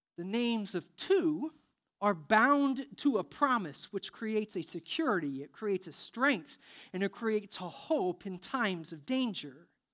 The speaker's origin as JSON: {"language": "English", "region": "Indiana", "country": "United States", "said": "I'm from Indiana"}